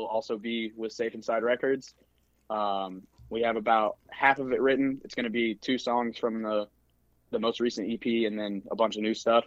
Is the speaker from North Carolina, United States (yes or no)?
yes; Wilson, North Carolina, United States; also born or lived in Greensboro, North Carolina; I was born in Wilson, which is like 15, 20 minutes away from where I live, and I've lived in the same house pretty much since I was born, other than when I went to college